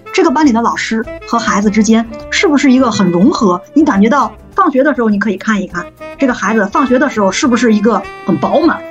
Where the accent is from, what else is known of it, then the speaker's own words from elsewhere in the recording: China; 我们中国